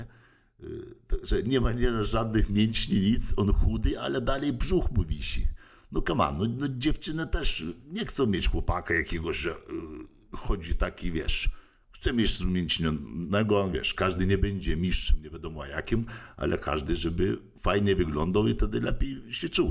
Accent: Lithuania; moved away as an adult; also born or lived in United States; now in Poland; pochodzę z Litwy

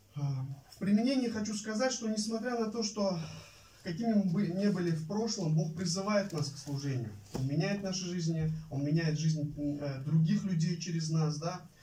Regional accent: Kokand, Fergana Region, Uzbekistan; moved away as an adult; я родился и вырос в Узбекистане, в Ферганской э, долине, в Ферганской области, в городе Каканде

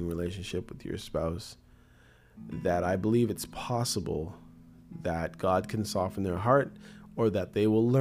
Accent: Canada; also born or lived in Jamaica; Before I'm a Canadian, I'm a Christian. Before I'm a Jamaican, I'm a Christian

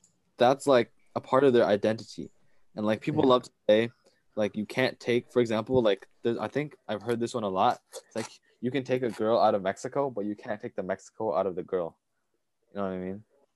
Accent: China; born there; So I, even though I was born in China, I wasn't raised there. You know what I mean? So when I came here, it was all like freedom, democracy

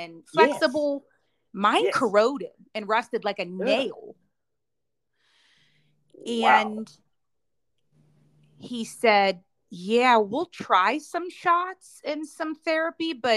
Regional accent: Pittsburgh, Pennsylvania, United States; moved away as an adult; now in Charlotte, United States; going back to Pittsburgh for a full marathon, right? My hometown

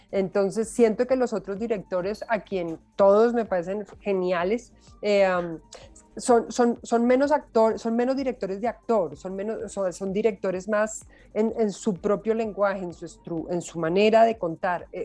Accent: Cali, Valle del Cauca, Colombia; nosotros somos, los, los, caleños en particular, son, bailan, pues tienen una cosa en las caderas absolutamente fantástica.

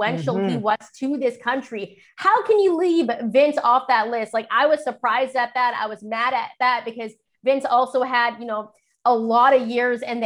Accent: Canada; we're from Canada

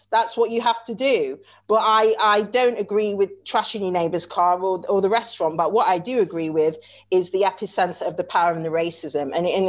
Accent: Chesterfield, East Midlands, United Kingdom; I'm only from Chesterfield in Derbyshire.

